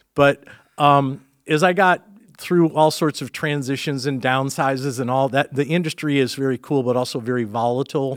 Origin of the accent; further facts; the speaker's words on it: Dearborn, Michigan, United States; born and raised in Dearborn, Michigan